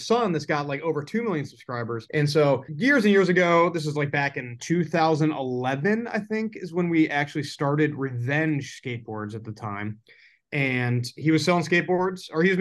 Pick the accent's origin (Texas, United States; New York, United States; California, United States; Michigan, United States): New York, United States; Buffalo; I'm from Buffalo, New York. Like, I was originally that's where I was born